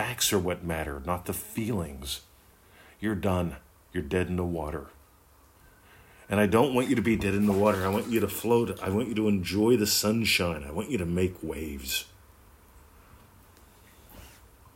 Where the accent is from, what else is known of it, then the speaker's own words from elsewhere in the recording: Pennsylvania, United States; moved away; I grew up in Pennsylvania, lovely country.